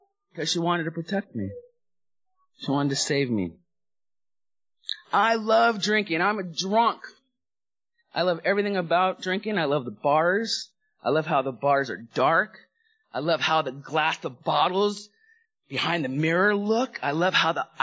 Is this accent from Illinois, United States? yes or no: no; Los Angeles, California, United States; also born or lived in Hawaii; I grew up in the San Fernando Valley in Southern California. We went from Hawaii, lived there for about 5 years, and then I went to Southern California's home.